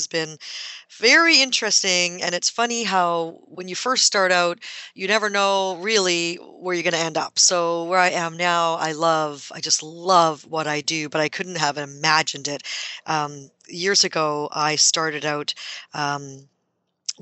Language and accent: English; Canada; I am Canadian